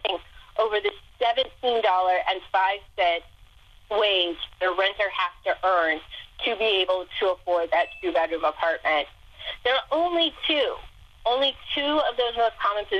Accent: Ohio, United States; moved away; come back to my home state

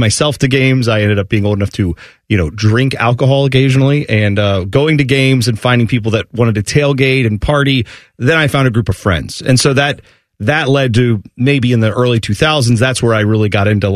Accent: Columbus, Ohio, United States; growing up in Columbus in the time I did, which would have been the late 80s, early 90s

